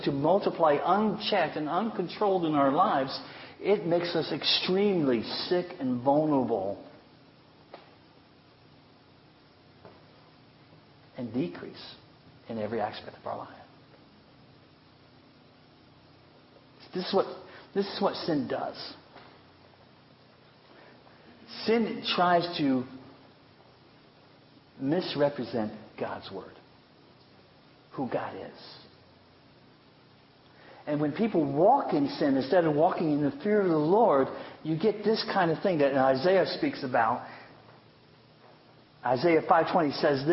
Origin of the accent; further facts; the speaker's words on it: United States; I love being an American. I really love living in this country